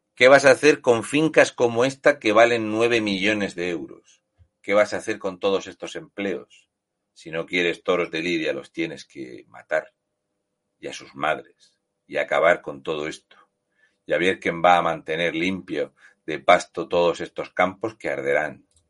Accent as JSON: {"language": "Spanish", "country": "Spain", "said": "los españoles, como somos españoles"}